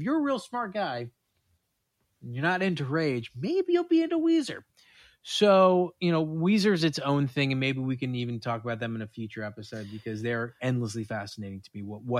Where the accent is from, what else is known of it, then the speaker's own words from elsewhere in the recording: New York, United States; as a kid growing up in New York